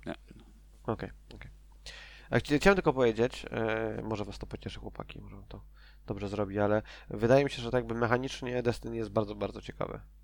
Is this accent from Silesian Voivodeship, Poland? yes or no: yes; Częstochowa, Silesian Voivodeship, Poland; ja jestem z Częstochowy